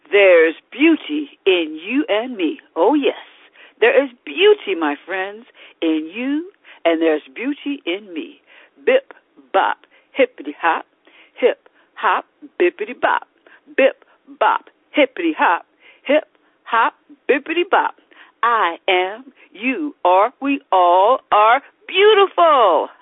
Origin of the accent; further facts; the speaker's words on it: Alcoa, Tennessee, United States; now in Baltimore, United States; That's where I was born and raised in Alcoa, Tennessee, near the Great Smoky Mountains